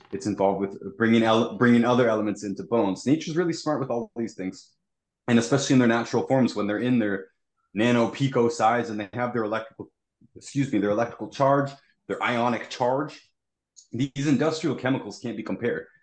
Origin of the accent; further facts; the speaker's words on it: Toronto, Ontario, Canada; I'm from Toronto